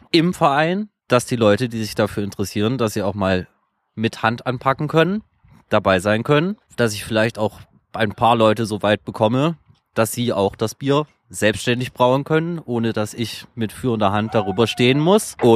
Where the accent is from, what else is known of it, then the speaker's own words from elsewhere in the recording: Leipzig, Saxony, Germany; Äh, ich komme aus Leipzig.